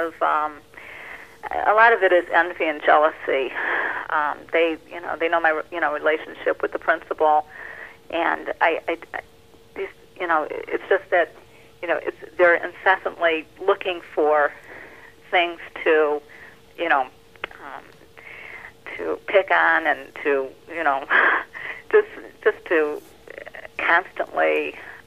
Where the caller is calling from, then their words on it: Livonia, Michigan, United States; I'm calling from Livonia, Michigan